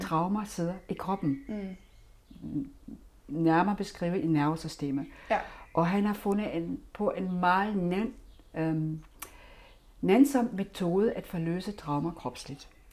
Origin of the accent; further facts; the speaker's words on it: Germany; now in Denmark; jeg har selvfølgelig min egen historie som tysker